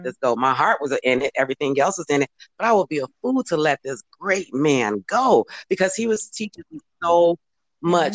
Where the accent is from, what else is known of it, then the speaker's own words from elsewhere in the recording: Chicago, Illinois, United States; moved away as an adult; now in California, United States; we're originally from Cal- uh, Chicago, but we're now here uh, located in California now.